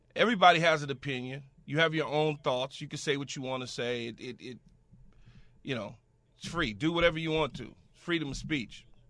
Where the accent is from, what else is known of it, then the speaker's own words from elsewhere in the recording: Los Angeles, California, United States; growing up in South Central Los Angeles